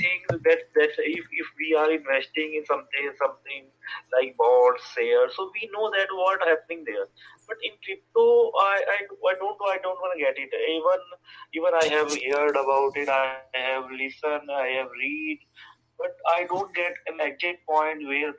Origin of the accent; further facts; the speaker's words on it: India; I'm from India